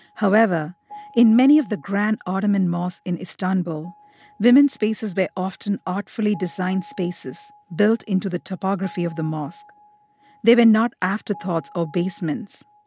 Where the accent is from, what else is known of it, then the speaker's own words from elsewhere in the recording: India; moved away as an adult; now in United States; I am very much Indian. Um, India is the country where I feel most at home, most comfortable